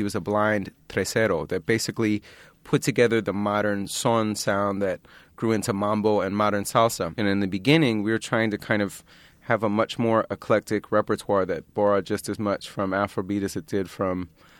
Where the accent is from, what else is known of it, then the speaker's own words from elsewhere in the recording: Philadelphia, Pennsylvania, United States; I grew up in Philadelphia.